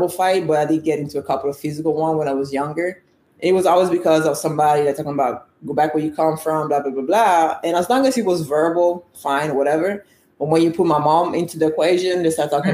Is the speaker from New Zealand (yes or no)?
no; Italy; now in United States; I was born and raised in Italy. I'm Nigerian by blood, and I live in the U.S.